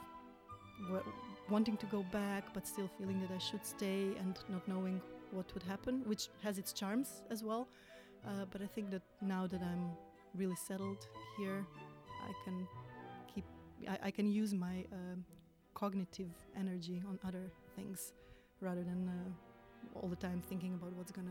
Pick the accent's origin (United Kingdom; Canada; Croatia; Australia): Croatia; English is a second language; moved away as an adult; now in Netherlands; in my home country